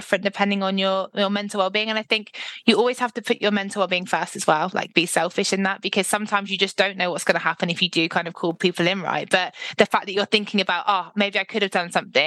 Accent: Devon, South West England, United Kingdom; I'm literally from Devon

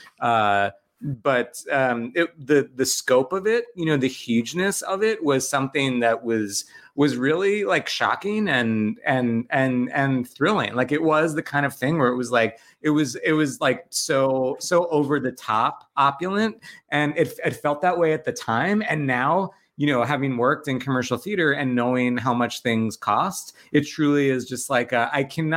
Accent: Long Island, New York, United States; I'm from Long Island

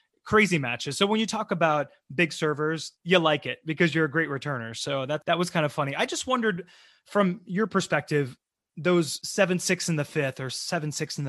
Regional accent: Tampa, Florida, United States; now in New York City, United States; grew up in Tampa, Florida.

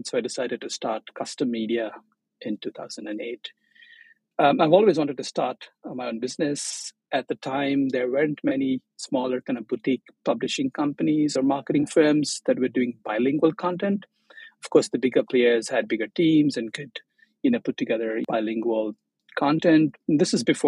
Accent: Chennai, Tamil Nadu, India; moved away as an adult; also born or lived in Maldives; now in Tokyo, Japan; I'm from Chennai, which is in the southeast coast of India

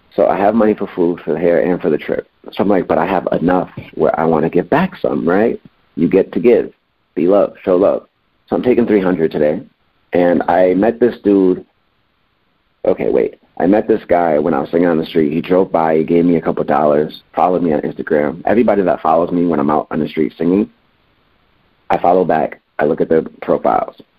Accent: Springfield, Massachusetts, United States; moved away as an adult; now in Los Angeles, United States; I'm from Springfield, Massachusetts, so this is back in Springfield

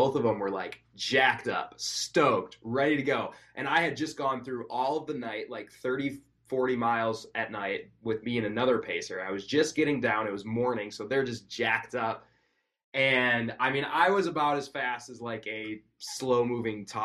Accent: Wisconsin, United States; I was from Wisconsin too

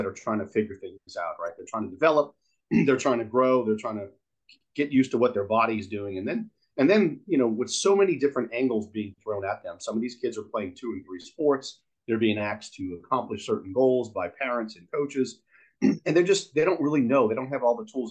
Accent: New Orleans, Louisiana, United States; I'm born and raised in New Orleans

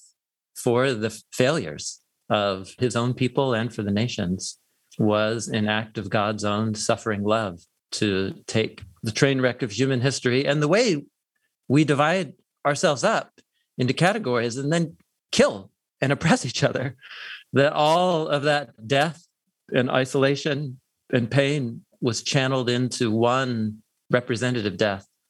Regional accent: Portland, Oregon, United States; moved away as an adult; also born or lived in Madison, Wisconsin; I grew up in Portland, Oregon

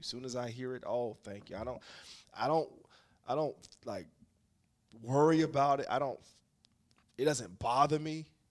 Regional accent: Jacksonville, Florida, United States; now in Philadelphia, United States; I grew up in Jacksonville, Florida

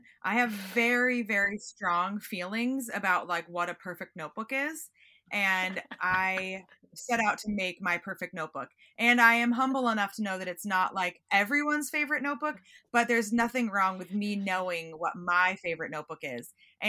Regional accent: Pacific Northwest, United States; I'm from the Northwest and you don't always get to sit at a table on a busy commuter ferry.

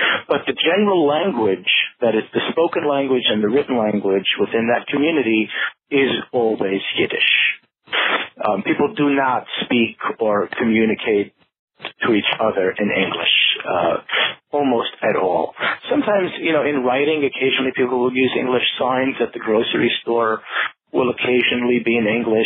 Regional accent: New York City, New York, United States; also born or lived in New Square, New York; I grew up in Borough Park, which is in Brooklyn

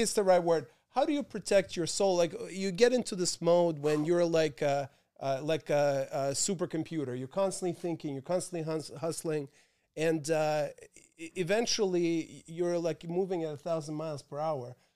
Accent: Moscow, Russia; also born or lived in Paris / London; now in New York, United States; my hometown of Moscow

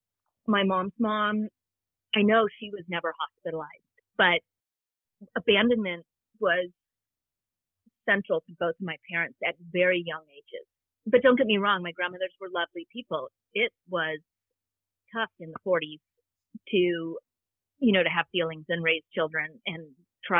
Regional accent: Southern California, United States; I grew up in Southern California

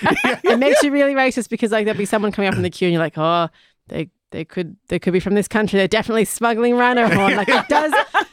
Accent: Australia; moved away as an adult; also born or lived in Sydney; now in Dublin, Ireland; I'm Australian

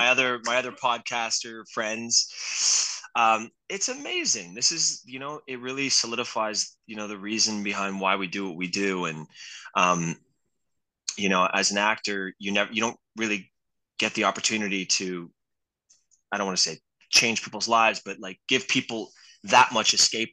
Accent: San Francisco, California, United States; It was this guy had come from the city, I came from San Francisco.

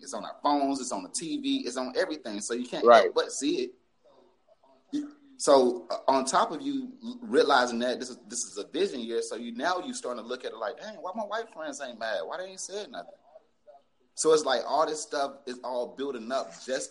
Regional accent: Atlanta, Georgia, United States; I'm from Atlanta

